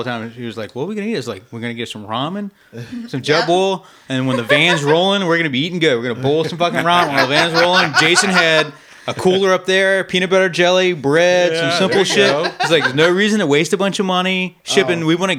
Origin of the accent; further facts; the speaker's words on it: Virginia, United States; Because we're from Virginia.